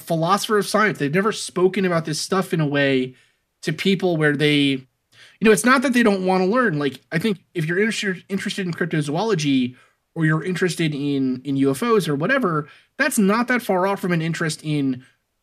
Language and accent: English; New York City, New York, United States; I grew up in Staten Island